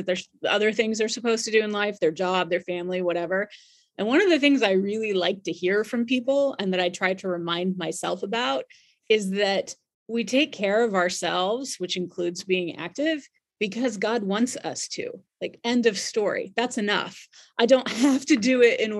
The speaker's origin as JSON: {"language": "English", "town": "Hampton", "region": "Virginia", "country": "United States", "tie": "born or raised there", "also_born_or_lived": "Williamsburg, Virginia", "lives_now": "Charlottesville, United States", "said": "I'm from Virginia, but closer down to where you're serving. I grew up in Hampton and Williamsburg, but I've been in Charlottesville for a long time"}